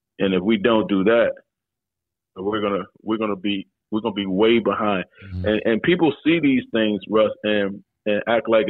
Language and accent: English; Washington, District of Columbia, United States; I grew up in Washington, D.C.